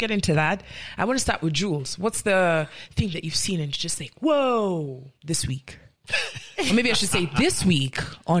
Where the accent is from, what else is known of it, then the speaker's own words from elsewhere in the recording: Nigeria; Me, I'm Nigerian.